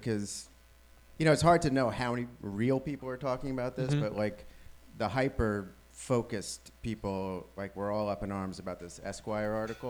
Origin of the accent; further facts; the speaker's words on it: New York, United States; now in Washington, United States; You cannot place me because I lived in New York for 17 years.